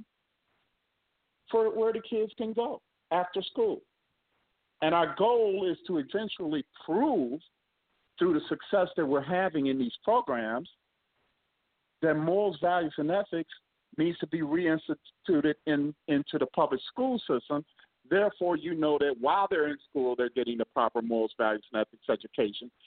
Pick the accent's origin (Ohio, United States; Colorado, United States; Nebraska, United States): Ohio, United States; Akron; my hometown, by the way, Akron, Ohio